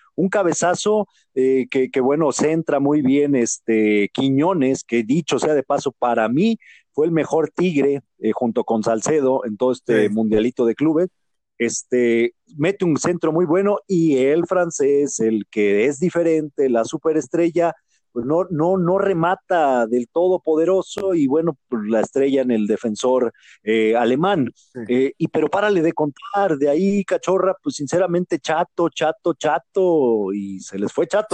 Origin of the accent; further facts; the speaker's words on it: Mexico; como mexicanos